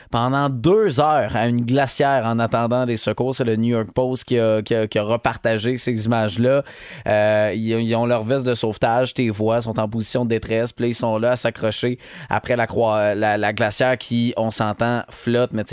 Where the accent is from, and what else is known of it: Montérégie, Quebec, Canada